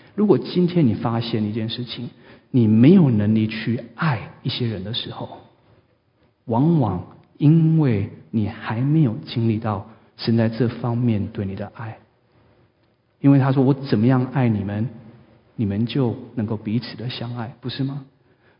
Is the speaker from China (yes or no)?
no; Taiwan; 我记得我在长大的时候有一个故事是在台湾发生的